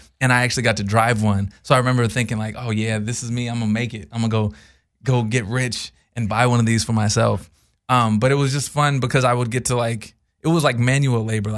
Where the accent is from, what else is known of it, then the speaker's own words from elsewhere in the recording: Texas, United States; So I was raised in Texas, and I was helping my friend at a farm.